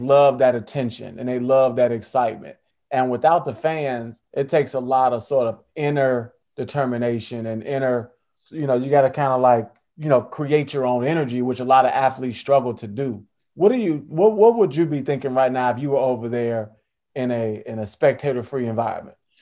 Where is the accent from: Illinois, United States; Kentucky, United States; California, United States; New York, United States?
Illinois, United States; Chicago; I'm from Chicago.